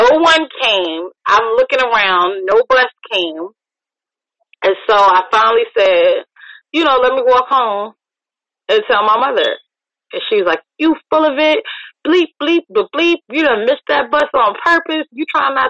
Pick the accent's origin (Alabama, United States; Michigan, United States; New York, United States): New York, United States; now in Virginia, United States; I miss the snow that I grew up with in New York.